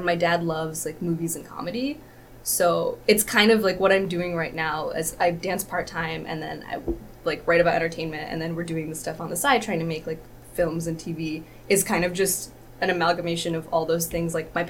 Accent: Michigan, United States; moved away as an adult; also born or lived in Boston, Massachusetts; now in New York, United States; I was born in Boston, and I lived there until I was about 9 years old. So I'm like East Coast originally, and then moved to Michigan, grew up here, went to U of M

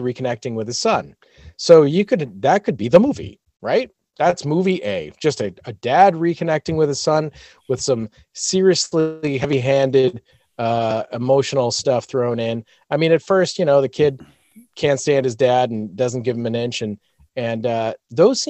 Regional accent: United States; I'm American

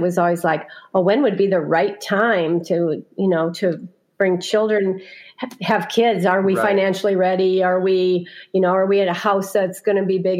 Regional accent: Fort Dodge, Iowa, United States; I was born in Fort Dodge, Iowa, so the other part of the state from Lowell, and grew up in a big old farmhouse

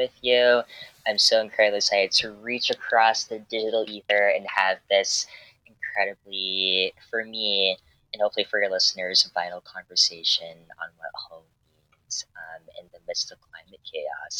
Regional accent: Hampton, Virginia, United States; my hometown is Hampton

